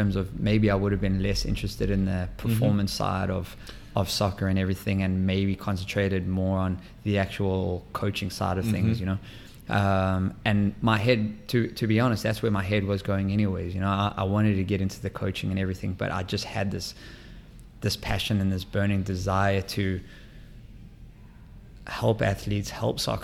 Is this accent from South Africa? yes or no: yes; South Africa; moved away as an adult; also born or lived in Maine / Seattle / Minnesota / Boston; now in St. Louis, United States; born and raised in South Africa